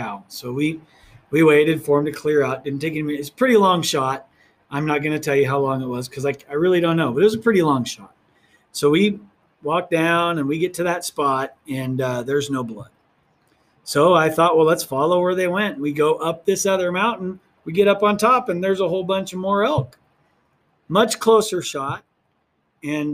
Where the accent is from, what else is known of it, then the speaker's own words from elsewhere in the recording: Oregon, United States; now in New Mexico, United States; where I grew up in Oregon